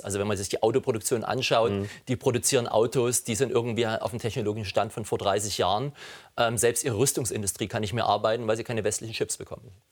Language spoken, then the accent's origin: German; Saxony, Germany; ich komme selbst aus Sachsen